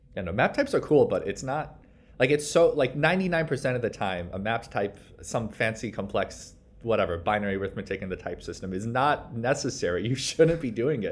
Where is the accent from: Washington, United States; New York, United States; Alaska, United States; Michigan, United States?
New York, United States; I'm from New York